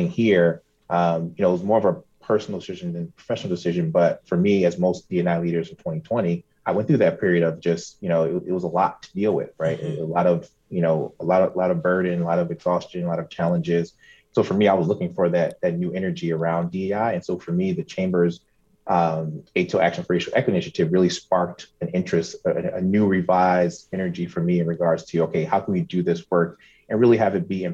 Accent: New Jersey, United States; moved away as an adult; I'm originally from New Jersey, transplant here, so I moved here last summer

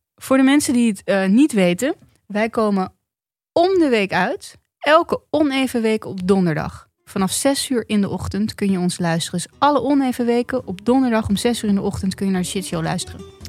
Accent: Netherlands; als Nederlander

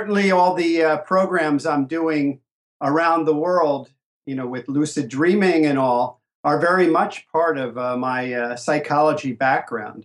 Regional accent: Asbury Park, New Jersey, United States; Growing up in New Jersey and Asbury Park, New Jersey

